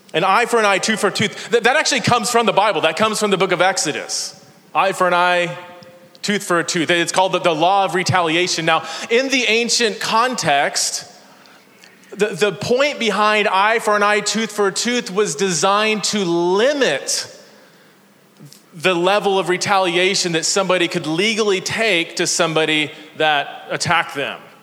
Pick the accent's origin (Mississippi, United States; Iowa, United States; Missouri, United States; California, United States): California, United States; Fresno; also born or lived in Chula Vista, California / Ohio; I grew up in Fresno, California